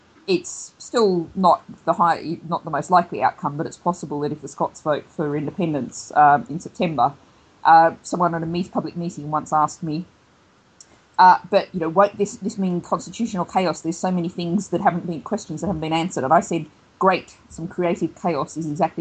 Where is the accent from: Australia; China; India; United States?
Australia; accent: Australian; now in United Kingdom; the accent is originally Australian